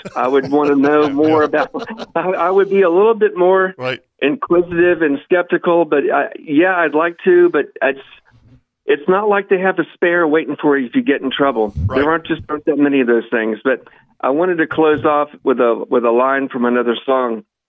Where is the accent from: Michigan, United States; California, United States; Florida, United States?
Florida, United States; Jacksonville; I grew up in Jacksonville. My father was a lifeguard in his younger years. I would go to the beach and swim from young years.